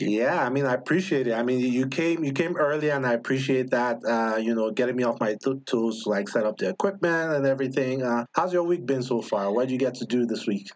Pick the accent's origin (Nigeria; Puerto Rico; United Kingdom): Nigeria; moved away; back home in Nigeria growing up